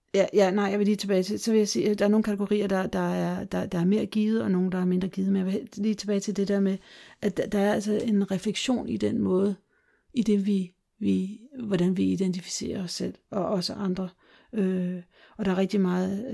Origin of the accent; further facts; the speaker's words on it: Denmark; moved away; also born or lived in Brazil; vi i glimtvis se os selv som danskere